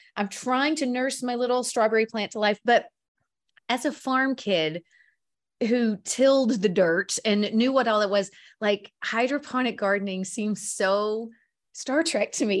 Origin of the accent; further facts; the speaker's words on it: the South, United States; I grew up in the South